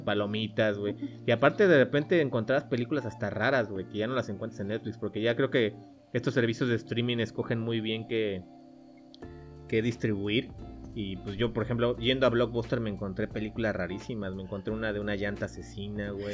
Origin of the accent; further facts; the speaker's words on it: Cancún, Quintana Roo, Mexico; nosotros que somos de Cancún